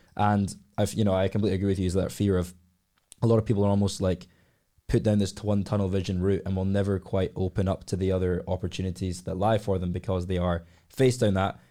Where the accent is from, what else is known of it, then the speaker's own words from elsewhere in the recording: Glasgow, Scotland, United Kingdom; I've been born and raised in Glasgow all my life.